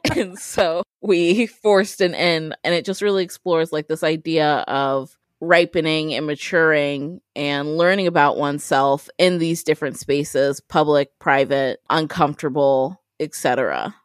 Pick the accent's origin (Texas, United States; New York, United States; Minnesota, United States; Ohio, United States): Ohio, United States; Columbus; also born or lived in Upper Arlington, Ohio; I am a born and raised Ohioan. I was born in Columbus. I grew up mainly in the Linden area off of Hudson and Joyce